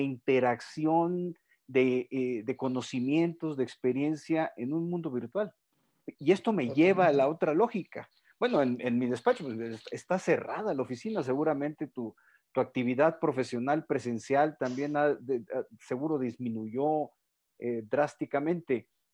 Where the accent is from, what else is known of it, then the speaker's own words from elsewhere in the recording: Culiacán, Sinaloa, Mexico; en Culiacán, ahí andaban en mi tierra natal